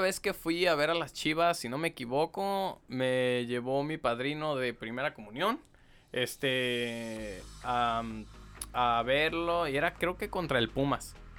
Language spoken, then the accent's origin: Spanish; Guadalajara, Jalisco, Mexico; yo soy de Guadalajara